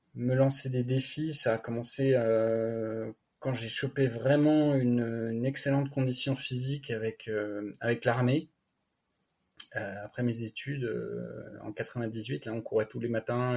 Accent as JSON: {"language": "French", "country": "France", "tie": "born or raised there", "moved": "yes", "lives_now": "Annecy, France", "said": "Je suis originaire à la base du massif du Jura"}